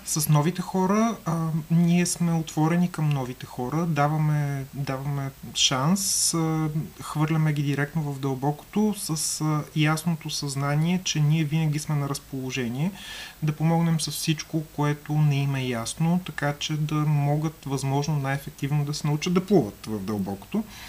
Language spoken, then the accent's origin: Bulgarian; Burgas, Burgas Province, Bulgaria; moved away as an adult; now in Sofia, Bulgaria; аз съм от Бургас, но преместих се в София